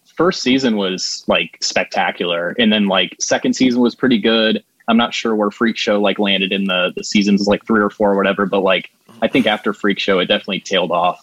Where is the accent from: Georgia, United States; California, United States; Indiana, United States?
Indiana, United States; Plymouth; moved away as an adult; now in Juno Beach area, Florida, United States; I'm from a town called Plymouth, which is like 30 minutes south of like Notre Dame University